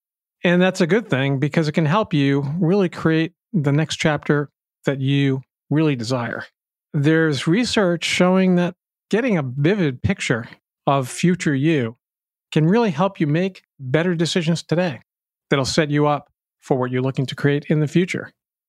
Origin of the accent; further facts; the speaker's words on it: Boston, Massachusetts, United States; my hometown newspaper, the Boston Globe